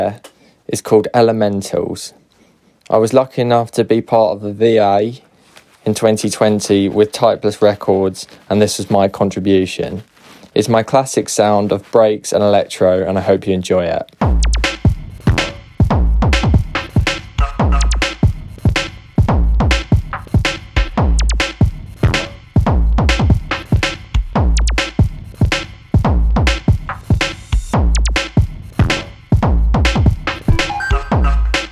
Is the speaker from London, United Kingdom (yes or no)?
no; Essex, East of England, United Kingdom; I'm a producer from Essex